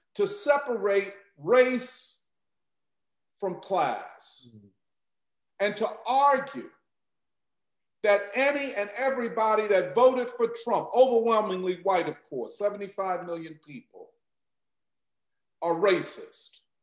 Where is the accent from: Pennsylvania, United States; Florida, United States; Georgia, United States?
Pennsylvania, United States; Philadelphia; I'm from Philadelphia.